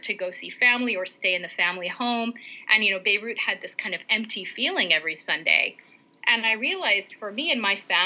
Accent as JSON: {"language": "English", "area": "right outside of Los Angeles", "region": "California", "country": "United States", "tie": "born or raised there", "said": "I grew up right outside of Los Angeles"}